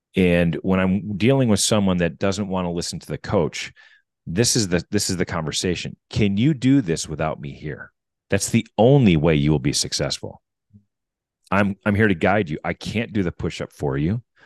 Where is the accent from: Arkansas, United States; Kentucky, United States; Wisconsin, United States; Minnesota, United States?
Wisconsin, United States; I grew up in Wisconsin.